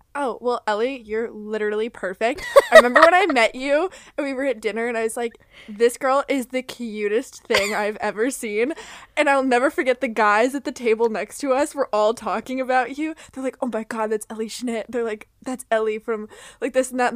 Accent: Florida, United States; I grew up in Florida

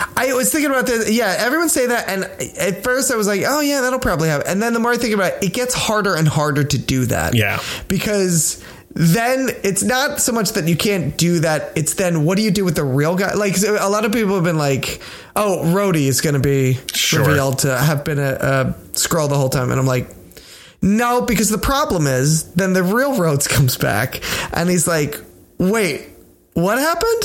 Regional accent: United States; I'm American.

